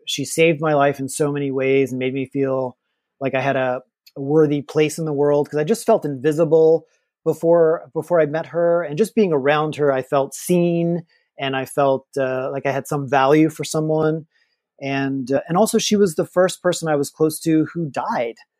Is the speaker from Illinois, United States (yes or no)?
no; Louisiana, United States; moved away as an adult; also born or lived in Los Angeles; I'm from Louisiana. We were poor growing up